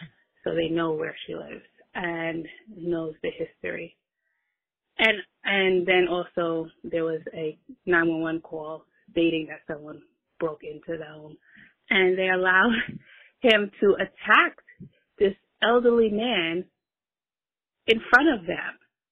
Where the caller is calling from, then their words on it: New York City, New York, United States; I'm calling from Brooklyn.